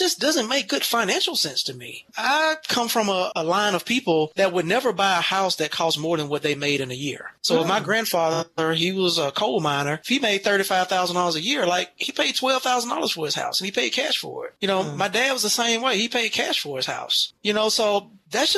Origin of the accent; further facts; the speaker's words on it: United States; I grew up on the West Side